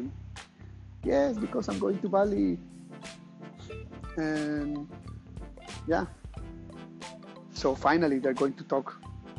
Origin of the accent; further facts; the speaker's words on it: Costa Rica; moved away; I'm from Costa Rica